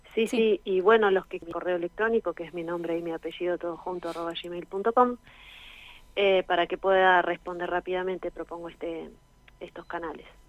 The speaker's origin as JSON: {"language": "Spanish", "country": "Argentina", "said": "nuestra propia historia como argentinos"}